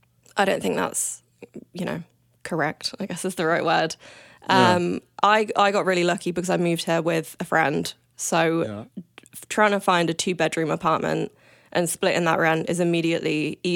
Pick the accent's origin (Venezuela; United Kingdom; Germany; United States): United Kingdom; Coventry, West Midlands; now in Vancouver, Canada; Coventry. It's right in the middle.